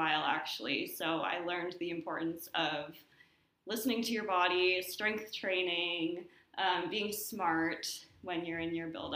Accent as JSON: {"language": "English", "region": "Washington", "country": "United States", "moved": "as an adult", "lives_now": "Nashville, United States", "said": "I'm coming from Washington State"}